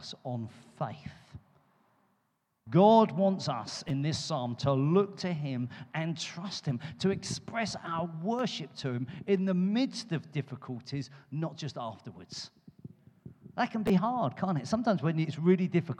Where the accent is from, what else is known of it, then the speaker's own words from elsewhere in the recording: London, United Kingdom; now in Poole, United Kingdom; I come from London. We got the Thames